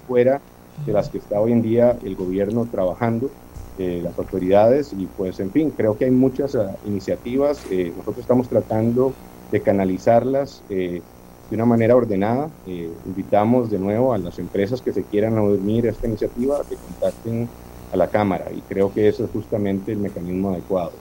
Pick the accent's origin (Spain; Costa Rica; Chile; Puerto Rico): Costa Rica; Nosotros como costarricenses